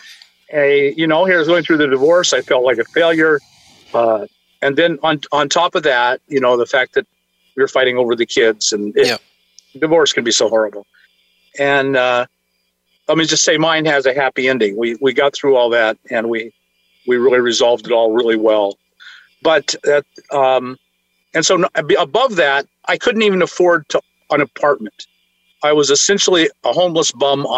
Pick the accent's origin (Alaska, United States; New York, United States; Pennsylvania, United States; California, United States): Alaska, United States; moved away; when I grew up in Alaska